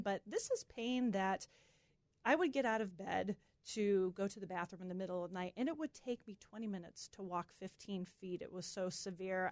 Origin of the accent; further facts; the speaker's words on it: Massachusetts, United States; moved away; we're from Massachusetts. So all our family's in Massachusetts.